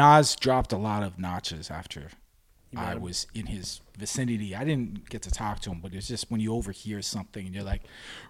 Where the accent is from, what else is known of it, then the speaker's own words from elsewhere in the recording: Toronto, Ontario, Canada; I grew up on Roncesvalles, just north of Parkdale, which we're at right now, heavily populated by Polish community.